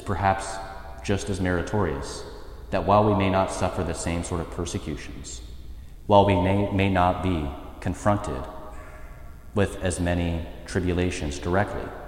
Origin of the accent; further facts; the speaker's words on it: United States; as an American people, and in particular as American Catholics